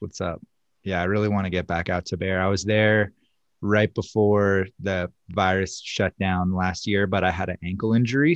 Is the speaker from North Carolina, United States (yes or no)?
yes; North Carolina, United States; moved away as an adult; now in Silverthorne, United States; I actually grew up on the East Coast. I'm originally from North Carolina, so that's, uh, where it all started for me. Grew up out there